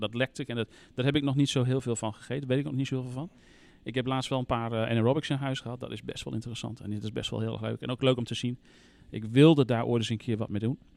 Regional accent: Groningen, Netherlands; wat dat betreft ben ik echt een Groninger

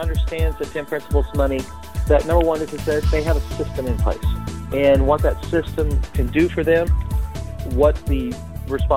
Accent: Kansas City, Missouri, United States; also born or lived in Omaha, Nebraska; I was born and raised in the Kansas City, Missouri area.

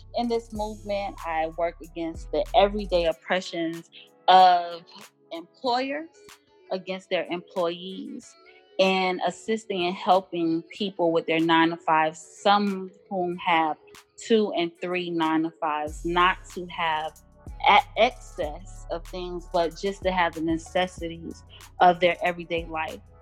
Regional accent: Miami, Florida, United States; now in Atlanta, United States; I live in the Atlanta, Georgia area by way of Miami, Florida, born and raised in Dade.

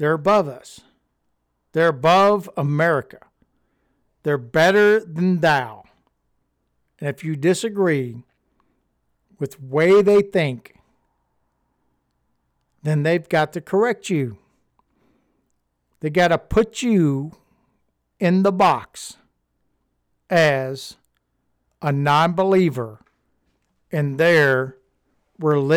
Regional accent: United States; We are Americans and we are patriots

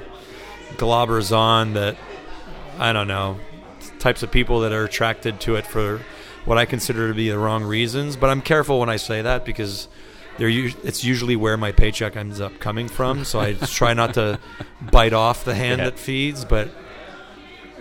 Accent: Montreal, Quebec, Canada; moved away as an adult; also born or lived in Spain / Catalonia / New York City, United States; now in London, United Kingdom; I'm from Montreal

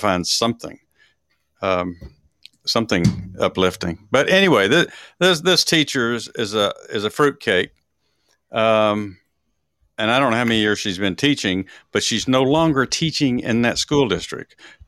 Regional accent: Dallas, Texas, United States; now in Georgia, United States; Big D, little A, double L A S is where we're from.

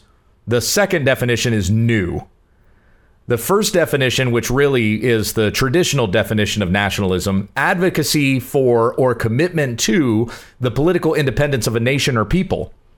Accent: United States; I'm an American.

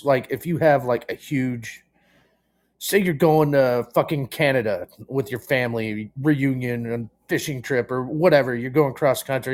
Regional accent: Midwest, United States

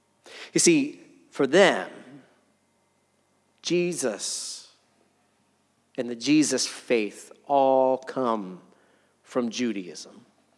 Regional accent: United States; us as 21st century Americans

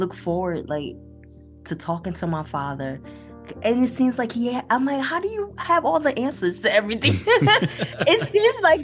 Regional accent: New Jersey, United States; Where we grew up in Jersey, my parents were all community leaders

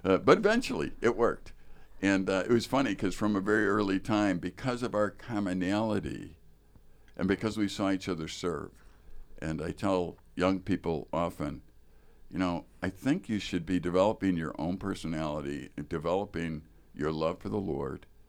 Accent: Chicago, Illinois, United States; now in Wisconsin, United States; I grew up in Chicago proper

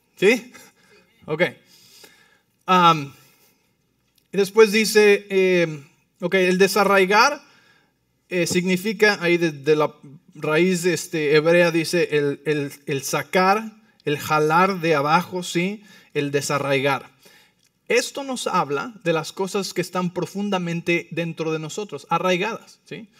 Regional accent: Mexico City, Mexico; como soy del DF, pues Así voy a hablar bien rápido

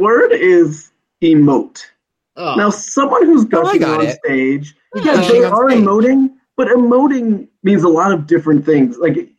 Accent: Philadelphia, Pennsylvania, United States; I went to college in Philly. I was born in Philly.

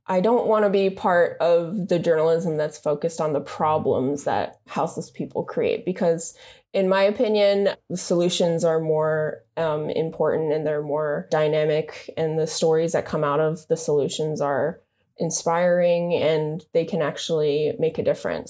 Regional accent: Japan; also born or lived in California; now in Bay Area, United States; I'm actually from Japan. I moved to the U S about twelve years ago

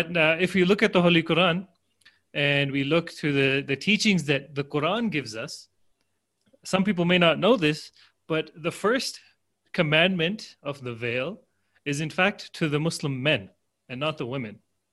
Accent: Ecuador; But as you said, you're from Jamaica, I am from Ecuador.

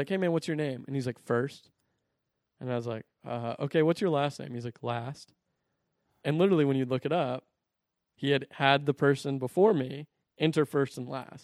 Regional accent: Orangevale, California, United States; I grew up in Orangeville

